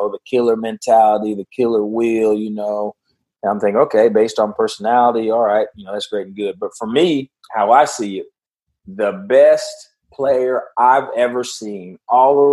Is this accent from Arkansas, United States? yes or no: no; Dallas, Texas, United States; I'm actually from Dallas